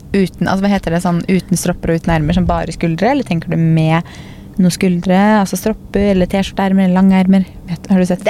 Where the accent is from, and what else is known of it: Norway